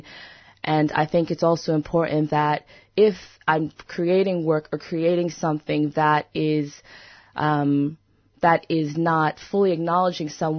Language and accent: English; United States; I'm from the United States, but my family's from Brazil, St. Kitts, and the Bahamas